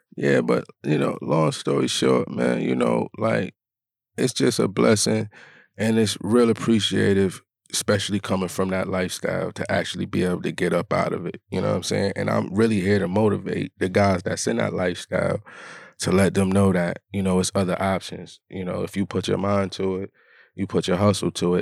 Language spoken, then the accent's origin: English; Rochester, New York, United States; Born and raised in Rochester, New York, upstate New York